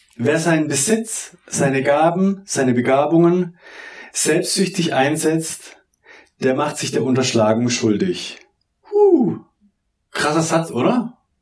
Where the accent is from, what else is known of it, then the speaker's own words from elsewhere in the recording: Southern Germany, Germany; ich komme ja aus dem Süddeutschen.